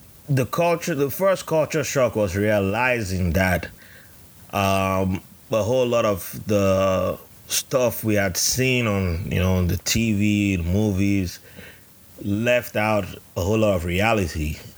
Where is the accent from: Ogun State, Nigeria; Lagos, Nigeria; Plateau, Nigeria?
Plateau, Nigeria; Jos; So I was the only one born in Nigeria. And by the time I was growing up, I was born in Jos, which based on the Nigerian system, you're not from where you were born.